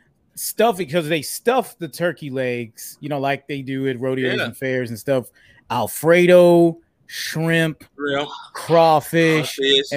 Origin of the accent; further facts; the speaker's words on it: South DeKalb, Georgia, United States; me and Krista, we grew up in South DeKalb, which has been predominantly Black and very successful for a very long time.